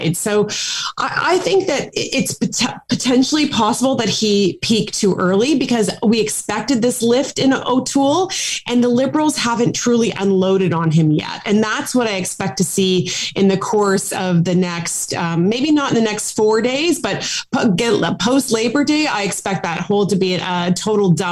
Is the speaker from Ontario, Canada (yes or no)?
yes; Ajax, Ontario, Canada; I was raised in Ajax, Ontario